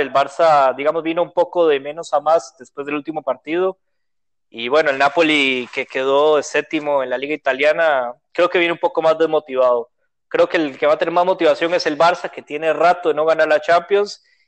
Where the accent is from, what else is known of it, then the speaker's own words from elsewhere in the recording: Costa Rica; soy de Costa Rica